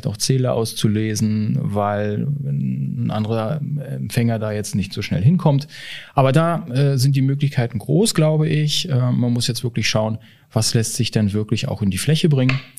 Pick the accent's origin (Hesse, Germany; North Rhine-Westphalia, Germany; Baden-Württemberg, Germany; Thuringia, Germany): Hesse, Germany; Frankfurt; Oh, also jetzt als Frankfurter muss ich sagen, Frankfurt.